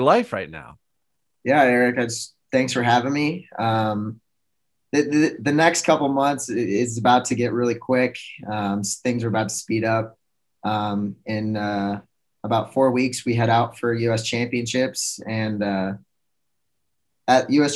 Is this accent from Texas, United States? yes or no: no; Minneapolis, Minnesota, United States; moved away as an adult; also born or lived in Plymouth, Minnesota; committed to the University of Minnesota. stayed in stayed in my hometown